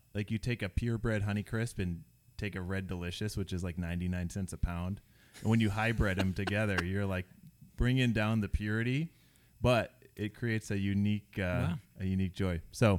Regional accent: Seattle, Washington, United States; born or raised there

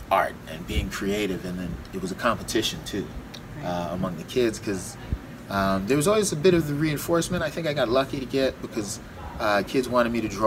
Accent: Massachusetts, United States; born there; also born or lived in Florida / California; I was born in Massachusetts. Folks moved, or mom moved to Florida.

